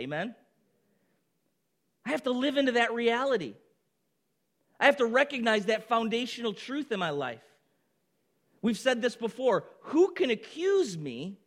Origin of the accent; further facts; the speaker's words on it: Baldwinsville, New York, United States; moved away as an adult; also born or lived in Boston; We moved back to Baldwinsville, where I had grown up my whole life